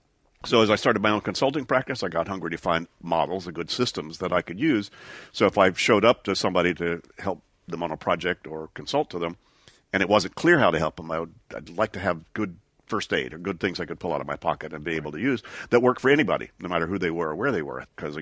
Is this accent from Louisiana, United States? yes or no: yes; Shreveport, Louisiana, United States; moved away as an adult; also born or lived in East Texas, United States; Well, I grew up first in East Texas for my first 6 years, and then Shreveport, Louisiana, until I went to college in Sarasota, Florida